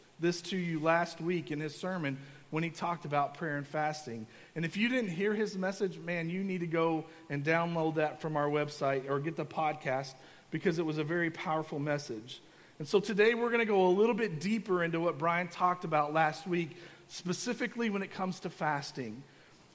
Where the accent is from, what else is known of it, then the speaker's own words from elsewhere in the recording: Kentucky, United States; I grew up in Kentucky, and I come from a family full of farmers.